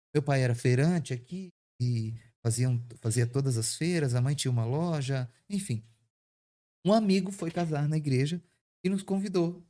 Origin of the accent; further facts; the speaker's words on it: Santa Catarina, Brazil; now in Caldas Novas, Brazil; nós somos catarinenses, nós não somos de Caldas Novas. E meus pais, quando criança, quando eu quando criança, eles já trabalhavam com, com eventos